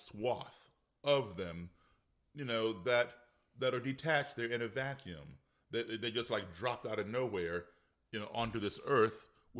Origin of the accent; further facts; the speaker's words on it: Virginia, United States; We, like I'm from Virginia, but people do.